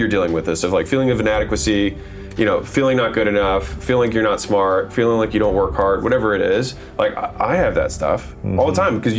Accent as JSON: {"language": "English", "country": "United States", "tie": "born or raised there", "said": "I was born in America"}